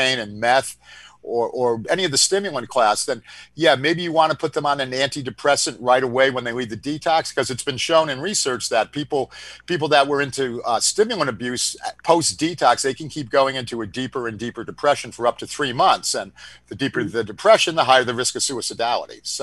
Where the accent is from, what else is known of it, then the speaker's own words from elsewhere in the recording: Northeast, United States; we're from the Northeast